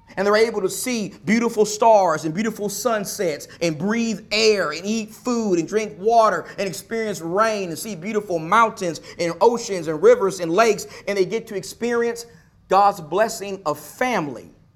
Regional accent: Nacogdoches, Texas, United States; moved away; my hometown of Nacogdoches, Texas

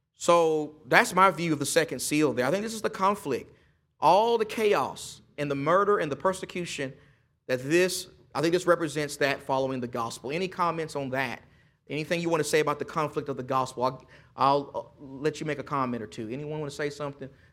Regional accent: East Texas, United States; I'm, I'm just from East Texas

